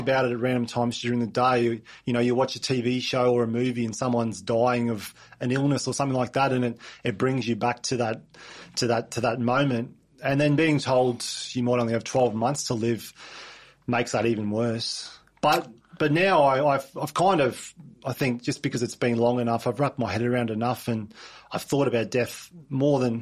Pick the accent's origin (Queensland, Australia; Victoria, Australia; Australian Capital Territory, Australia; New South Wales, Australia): Queensland, Australia; Mount Isa; I was born in Mount Isa, and we spent, you know, through end of primary school, start of high school, and in growing up in Mount Isa as well.